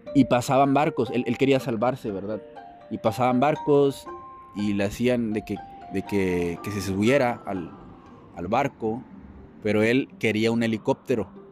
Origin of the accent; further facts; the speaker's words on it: Mexico; soy de México